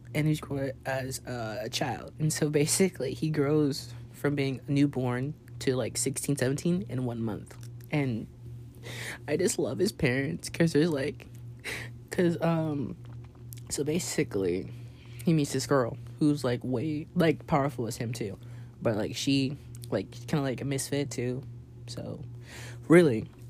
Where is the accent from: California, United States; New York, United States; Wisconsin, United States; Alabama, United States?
California, United States; Los Angeles; now in Arlington, United States; I'm from California, Los Angeles to be exact, and um, I'm currently in Arlington, Texas